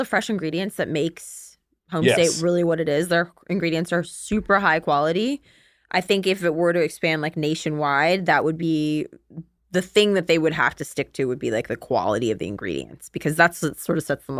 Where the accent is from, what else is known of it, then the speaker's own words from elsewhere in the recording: Texas, United States; I am from Texas.